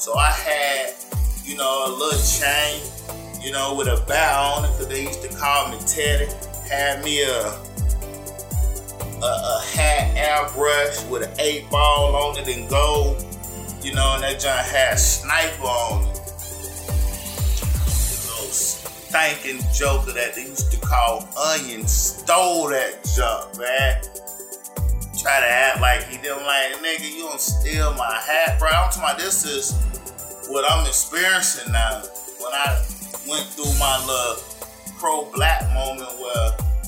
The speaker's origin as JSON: {"language": "English", "town": "Fayetteville", "region": "Georgia", "country": "United States", "tie": "born or raised there", "said": "growing up in Fayetteville"}